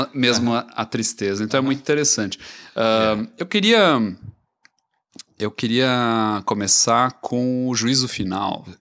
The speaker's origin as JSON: {"language": "Portuguese", "region": "São Paulo", "country": "Brazil", "said": "Eu sou paulista"}